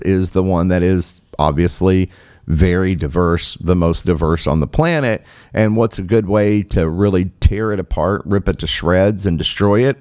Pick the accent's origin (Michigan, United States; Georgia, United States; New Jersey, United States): Michigan, United States; my home state here um, of Michigan.